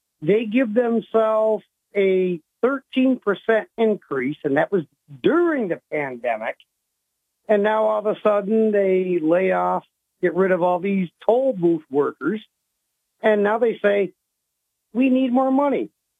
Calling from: Owego, New York, United States; Hey, Bob. … from Owego.

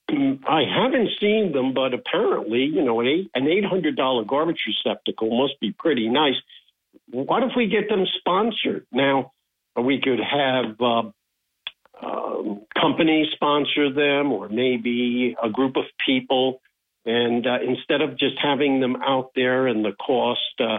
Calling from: Binghamton, New York, United States; Hey, Bob. It's … from Binghamton.

